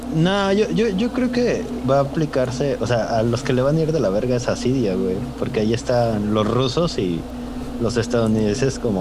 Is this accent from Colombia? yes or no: no; Soledad, Mexico; la cosa más orgullosa que tenemos de Soledad, aparte de las enchiladas